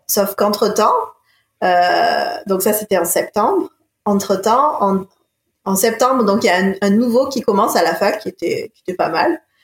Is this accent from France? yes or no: yes; Marseille, Provence-Alpes-Côte d'Azur, France; also born or lived in Montpellier / Sweden; Je suis originaire, je suis née de Marseille. Ah, je suis originaire de Marseille.